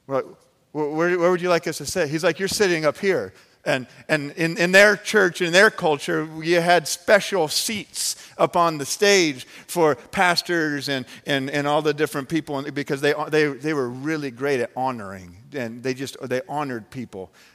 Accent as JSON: {"language": "English", "town": "Phoenix", "region": "Arizona", "country": "United States", "tie": "born or raised there", "said": "I grew up in the Phoenix, Arizona area"}